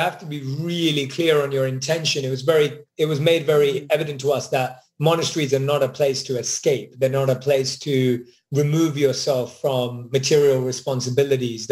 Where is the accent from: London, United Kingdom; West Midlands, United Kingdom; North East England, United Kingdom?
London, United Kingdom; moved away; Born and raised in London